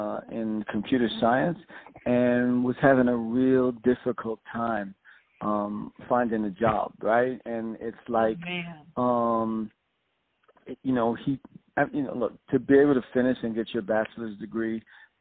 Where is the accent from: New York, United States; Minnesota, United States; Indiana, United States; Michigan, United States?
New York, United States; New York City; Born and raised in South Jamaica, Queens